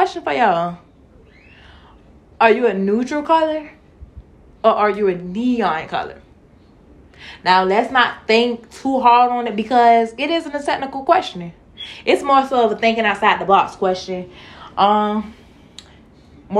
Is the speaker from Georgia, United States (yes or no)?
yes; Savannah, Georgia, United States; I'm from Savannah, and my freshman year of school, we was required to wear uniforms